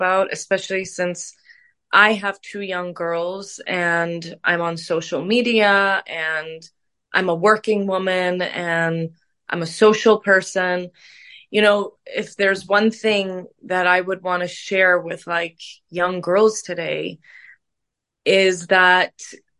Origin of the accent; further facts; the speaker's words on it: Canada; We grew up together in Canada.